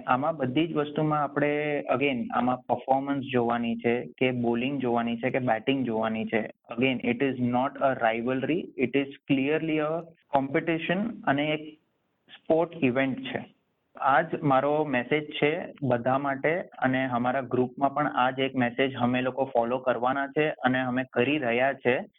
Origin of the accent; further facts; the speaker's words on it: India; now in Sydney, Australia; હું ઇન્ડિયન છું